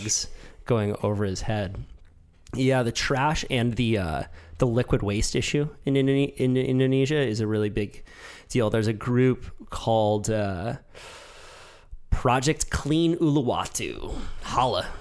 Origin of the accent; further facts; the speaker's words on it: United States; as an American